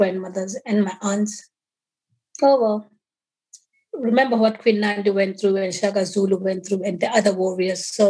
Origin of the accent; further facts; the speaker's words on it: Denmark; also born or lived in Swaziland / Stockholm / Harare / England; I grew up in Denmark